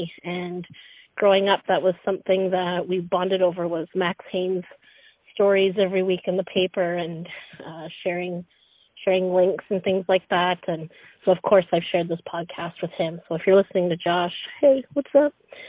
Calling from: Pembroke, Ontario, Canada; I am calling from Pembroke, Ontario. I'm a member of the Anishinaabe Nation here, the Algonquins of Pequawkagon First Nation.

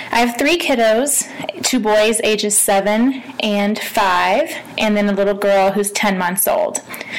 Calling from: Denver, Colorado, United States; I'm calling from Denver, Colorado.

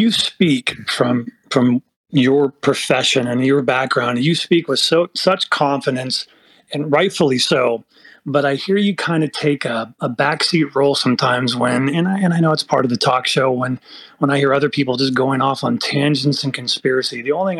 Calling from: Forest Hill, California, United States; Northern California, Forest Hill area.

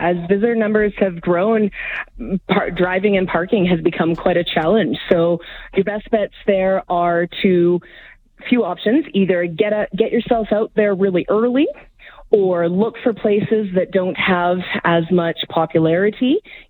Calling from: Calgary, Alberta, Canada; I'm speaking from Calgary, of course, so I've got a little bit more familiarity with the local area.

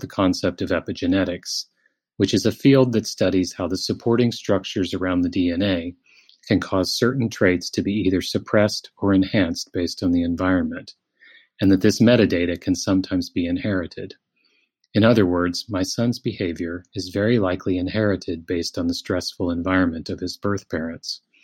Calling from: Netherlands; I'm calling you from the Netherlands

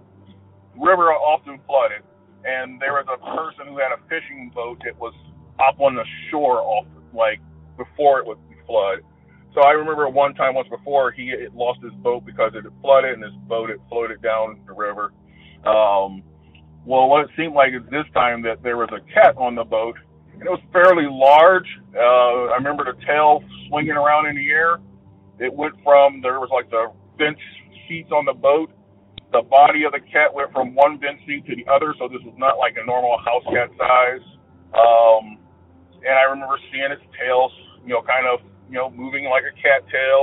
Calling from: Georgia, United States; I'm calling from Georgia

